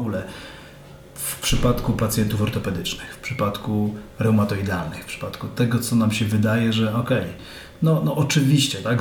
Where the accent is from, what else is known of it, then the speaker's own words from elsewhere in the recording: Mielec, Subcarpathian Voivodeship, Poland; Szliśmy z, chyba z rodzicami na spacer jednym z, jedną z alejek u nas w Mielcu